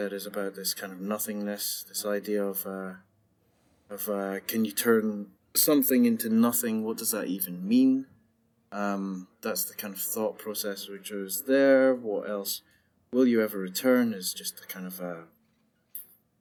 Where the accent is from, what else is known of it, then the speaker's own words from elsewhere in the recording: Scotland, United Kingdom; me being Scottish